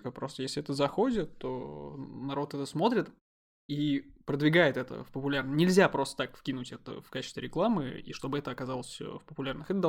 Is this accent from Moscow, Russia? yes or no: yes; Moscow, Russia; я же москвич и еврей.